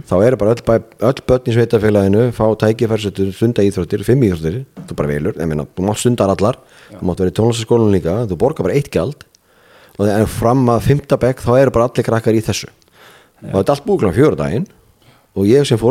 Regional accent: Ísafjörður, Westfjords, Iceland; moved away; frá Ísafyrði sem er minn heimabær

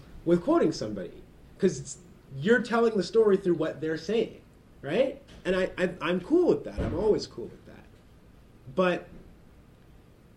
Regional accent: Oshawa, Ontario, Canada; I grew up just outside of Toronto in a suburb called Oshawa.

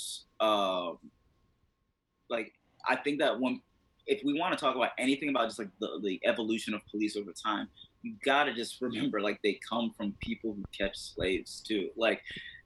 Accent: Mauritania; now in United States; I'm from Mauritania. When I went back home in December

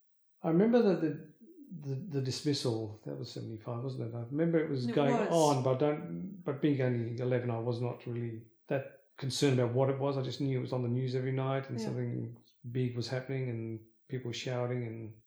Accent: India; moved away; Yeah, because we came over from India with a sweet tooth, and it's surprising I actually still have teeth now because we used to have so much sugar in our diets.

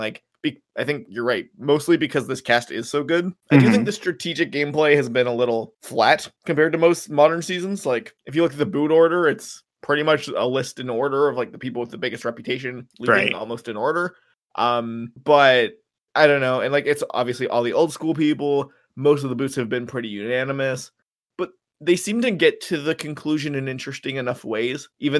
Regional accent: Canada; I'm surprised more than anything that people still care about baseball as a Canadian.

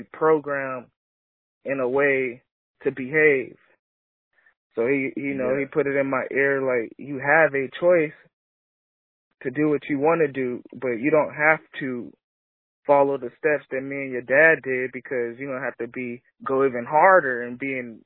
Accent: Lancaster and Long Beach, Los Angeles County, California, United States; I got a double childhood. I grew up both places, known both places. So, you know, I rep both places to this day, the Antelope Valley area, Lancaster and Long Beach.

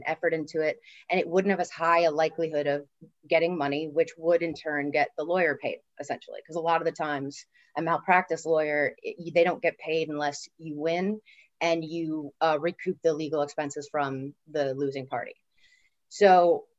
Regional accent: Dublin, Leinster, Ireland; moved away as an adult; now in Los Angeles, United States; I wasn't born there, but I'm going to say I'm from Dublin, Ireland, where I pretty much spent most of my life and grew up all the formative years.

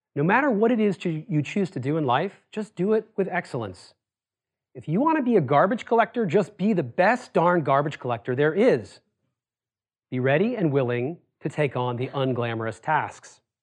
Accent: Worcester, Massachusetts, United States; I grew up in Worcester, Massachusetts.

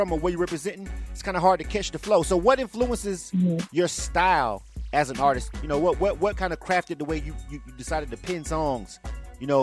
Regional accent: the South, United States; I'm from the South, more laid back.

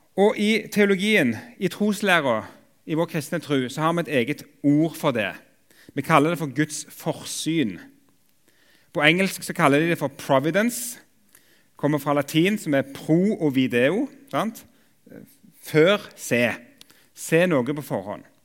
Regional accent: Jørpeland, Rogaland, Norway; now in Oslo, Norway; jeg kommer opprinnelig fra Jørpeland i Ryfylke

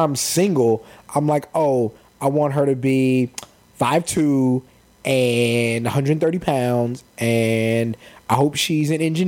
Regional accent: San Antonio, Texas, United States; we grew up in San Antonio, Texas

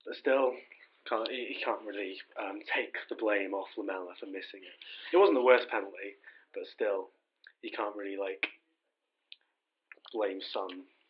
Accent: Shrewsbury, West Midlands, United Kingdom; I'm from Shrewsbury

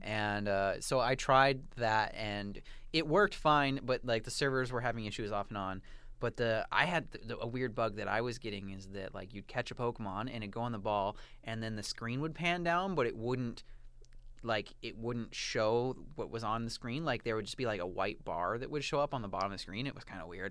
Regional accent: United States; now in Toronto, Canada; I am American

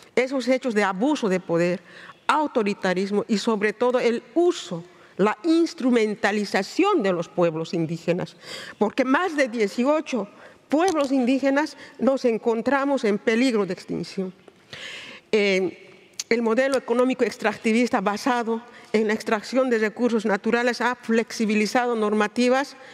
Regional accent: Bolivia; mi país, Bolivia

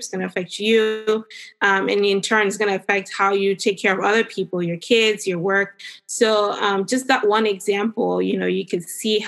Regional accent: Cameroon; now in Northern Virginia, United States; I grew up in Cameroon, which is in West Africa.

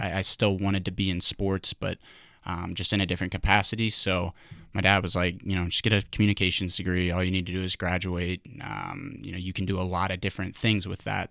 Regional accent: Louisville, Kentucky, United States; moved away as an adult; also born or lived in Augusta, Georgia / New York / Dallas, Texas / Missouri; born in, you know, but mostly raised in, in Louisville, Kentucky. I'm a Louisville guy through and through

